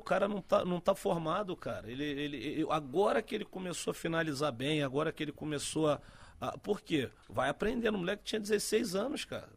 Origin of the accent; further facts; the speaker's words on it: Rio de Janeiro, Brazil; also born or lived in Santos; eu nasci em Santos. Nasci em Santos na época que meu pai jogava no Santos. Mas fui, fui cedo pro Rio. Fui com meses pro Rio e partir daí vivi no Rio praticamente uma maioria do tempo